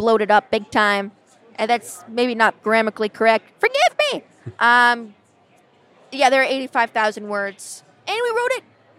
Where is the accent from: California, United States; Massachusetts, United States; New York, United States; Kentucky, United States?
California, United States; accent: Californian; That's my Cali girl accent. There's a reason I trained it out of my voice.